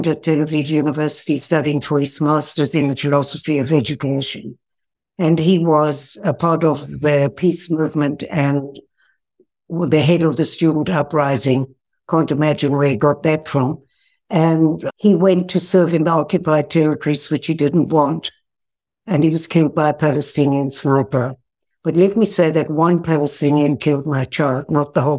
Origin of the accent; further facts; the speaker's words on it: South Africa; now in Israel; I was born in South Africa